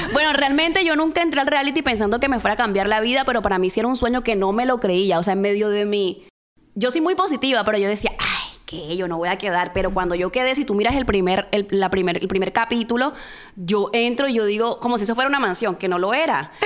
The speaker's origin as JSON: {"language": "Spanish", "town": "Barranquilla", "region": "Atlántico", "country": "Colombia", "said": "somos de Barranquilla"}